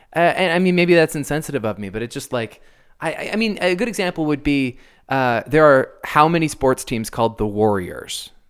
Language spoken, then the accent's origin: English; Canada; as a Canadian.